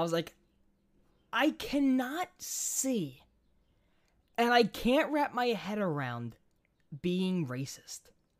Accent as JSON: {"language": "English", "town": "New York City", "region": "New York", "country": "United States", "tie": "born or raised there", "said": "Jack, growing up in New York City, the one thing I was told is don't give money to the homeless."}